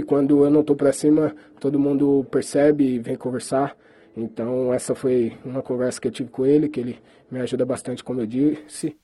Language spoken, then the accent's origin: Portuguese; Brazil; moved away; eu como brasileiro